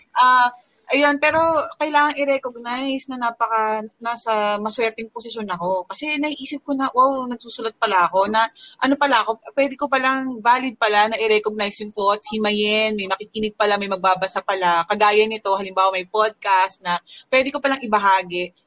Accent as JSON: {"language": "Tagalog", "region": "Calabarzon", "country": "Philippines", "also_born_or_lived": "Bacoor", "moved": "yes", "lives_now": "Mandaluyong, Philippines", "said": "dito ako sa Mandaluyong ngayon, originally from Cavite."}